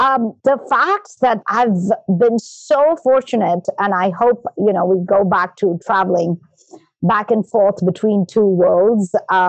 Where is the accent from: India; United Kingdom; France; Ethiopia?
India; Chandigarh; moved away as an adult; now in United States; I was born in India and I moved to the United States 30 years ago. I was born in a town called Chandigarh. And, you know, growing up in the foothills of the Himalayas in India, I went to a British convent studying English literature from Irish and Nepalese nuns.